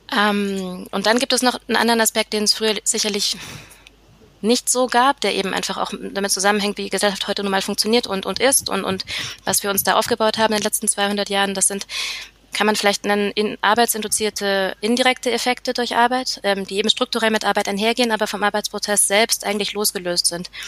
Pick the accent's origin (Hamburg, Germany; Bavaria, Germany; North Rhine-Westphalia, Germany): Bavaria, Germany; near Nuremberg; moved away as an adult; now in Vienna, Austria; ich komme aus der Nähe von Nürnberg, aber aktuell lebe ich in Wien